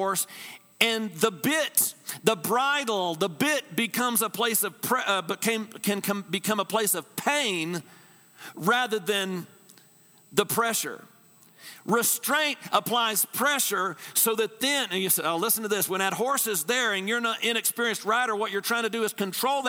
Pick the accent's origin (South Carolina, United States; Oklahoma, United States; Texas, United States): Texas, United States; I'm from Texas.